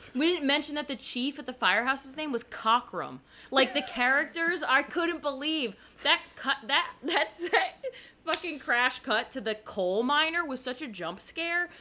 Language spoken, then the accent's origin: English; New Jersey, United States; born or raised there